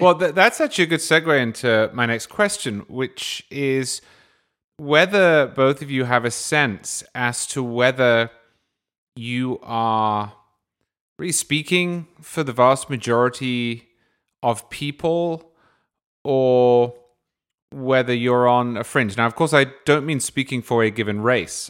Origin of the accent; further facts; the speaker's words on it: England, United Kingdom; I grew up in England.